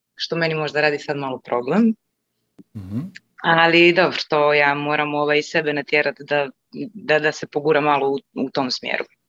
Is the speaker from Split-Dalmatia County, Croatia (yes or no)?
no; Rijeka, Primorje-Gorski Kotar County, Croatia; moved away as an adult; now in Norway; inače sam iz Rijeke, iz Hrvatske